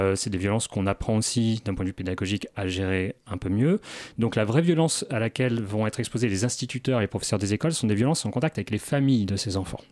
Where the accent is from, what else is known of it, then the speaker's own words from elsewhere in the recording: Normandy, France; moi je viens de Normandie, on a des secteurs dans la campagne qui sont euh, totalement déshérités de moyens